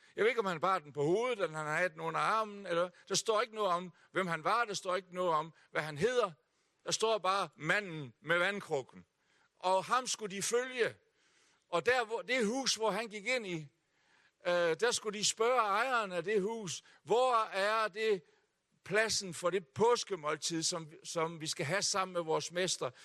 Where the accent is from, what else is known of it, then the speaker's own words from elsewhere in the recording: Hjørring, North Denmark Region, Denmark; also born or lived in Aalborg; jeg er født her i Aalborg. Uh, og vi boede her i tre år, inden min far, som var bagermester, havde købt et bageri oppe i Hjørring, så der er jeg vokset op